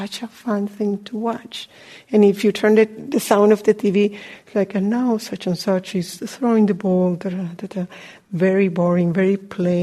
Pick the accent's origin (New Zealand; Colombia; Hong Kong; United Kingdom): Colombia; moved away; I'm from Colombia